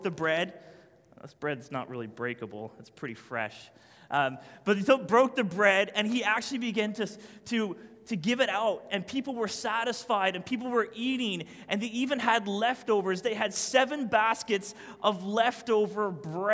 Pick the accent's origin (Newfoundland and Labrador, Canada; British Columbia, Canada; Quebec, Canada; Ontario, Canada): Newfoundland and Labrador, Canada; I'm a Newfoundlander.